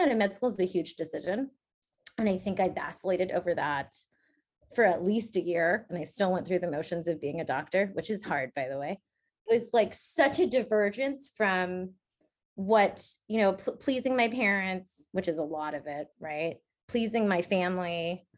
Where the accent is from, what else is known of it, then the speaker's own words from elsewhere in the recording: the Bay Area, California, United States; I grew up in the Bay